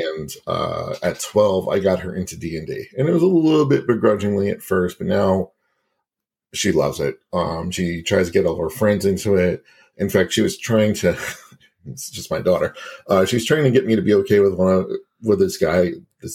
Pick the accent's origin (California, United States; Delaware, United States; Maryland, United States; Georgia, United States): Georgia, United States; Cobb County; I grew up in Cobb County